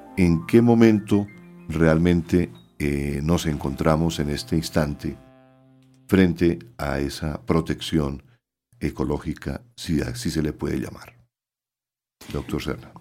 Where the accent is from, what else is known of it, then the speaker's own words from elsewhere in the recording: Santander, Colombia; en mi pueblo, en Santander